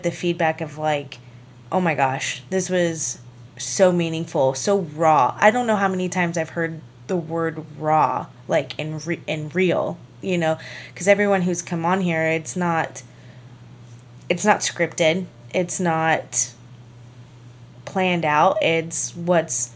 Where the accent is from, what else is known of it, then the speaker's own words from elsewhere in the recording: La Crosse, Kansas, United States; moved away; Well, La Crosse, Kansas